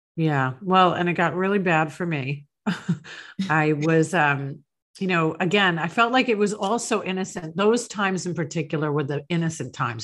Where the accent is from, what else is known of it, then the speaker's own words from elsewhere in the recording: Long Island, New York, United States; now in Tampa Bay, United States; I grew up in Long Island, New York